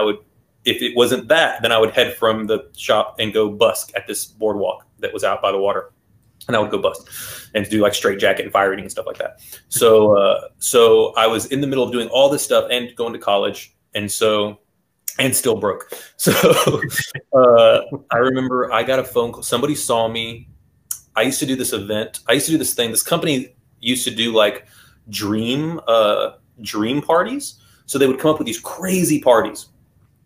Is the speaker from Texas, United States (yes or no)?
yes; Houston area, Texas, United States; born or raised there